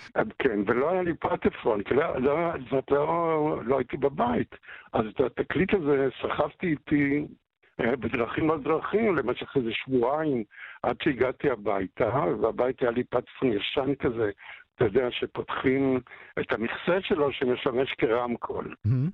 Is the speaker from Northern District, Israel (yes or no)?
no; Haifa, Haifa District, Israel; אני גדלתי בחיפה, הסוציאליסטית, ואנחנו היינו הפולנים היחידים כמעט בשכונה של יקים, בהדר הכרמל